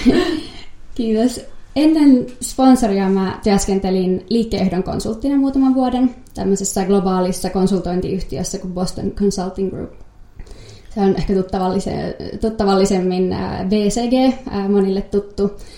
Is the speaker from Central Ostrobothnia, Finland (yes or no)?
no; Helsinki, Uusimaa, Finland; mä oon Helsingistä kotoisin